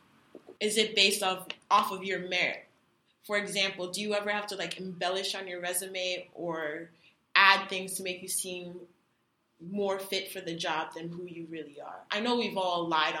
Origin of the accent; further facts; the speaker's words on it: Canada; now in United States; I'm from Canada, so when I moved here